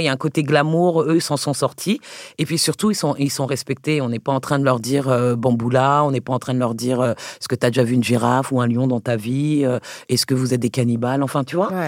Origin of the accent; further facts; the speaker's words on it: Paris, Île-de-France, France; j'ai le sol et je suis même parisienne, tu vois, je suis française, française. Euh, donc au départ, quand moi je grandis en France